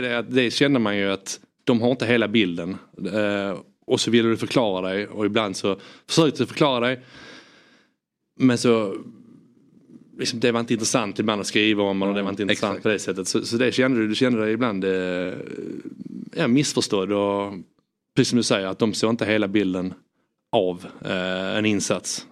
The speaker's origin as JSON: {"language": "Swedish", "town": "Landskrona", "region": "Skåne", "country": "Sweden", "also_born_or_lived": "England", "moved": "yes", "said": "jag är skåning från Landskrona."}